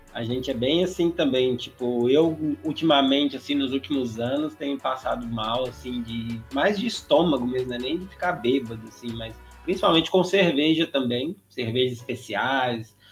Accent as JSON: {"language": "Portuguese", "town": "Patos de Minas", "region": "Minas Gerais", "country": "Brazil", "moved": "yes", "said": "nós dois somos de Patos de Minas, né, interior de Minas Gerais"}